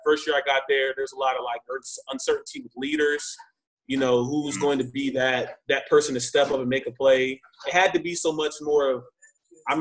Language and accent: English; Texas, United States; moved away as an adult; also born or lived in Illinois; I'm from Texas. I don't even see snow